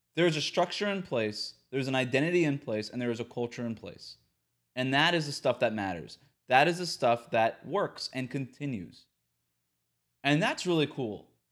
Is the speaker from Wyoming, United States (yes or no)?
no; South Florida, United States; moved away as an adult; also born or lived in Bay Area, California; I'm a Florida native, born and raised in South Florida.